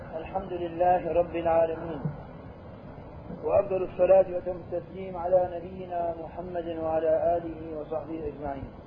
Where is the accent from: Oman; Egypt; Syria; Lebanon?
Syria; عندنا بالشام